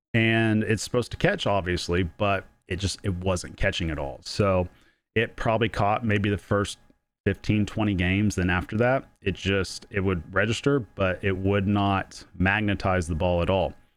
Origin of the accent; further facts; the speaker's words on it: Oklahoma, United States; I'm from Oklahoma